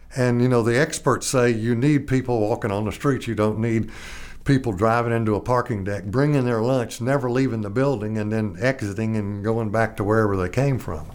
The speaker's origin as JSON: {"language": "English", "town": "Little Rock", "region": "Arkansas", "country": "United States", "tie": "born or raised there", "said": "when I was growing up in Little Rock"}